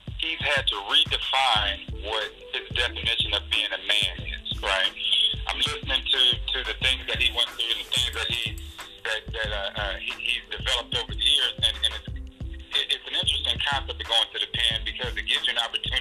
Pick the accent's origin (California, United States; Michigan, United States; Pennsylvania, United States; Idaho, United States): California, United States; Los Angeles; now in Utah, United States; I'm originally from Los Angeles